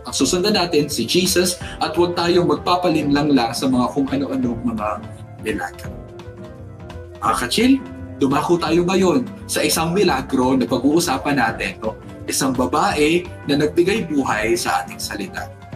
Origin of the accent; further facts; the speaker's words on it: Central Luzon, Philippines; kapampangan po ako